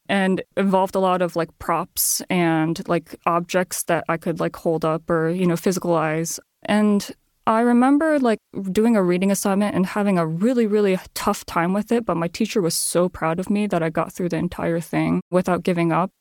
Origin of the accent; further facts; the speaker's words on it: Chicago suburbs, Illinois, United States; English is a second language; also born or lived in Japan; growing up in the Chicago suburbs. So I grew up in a very, probably ninety percent white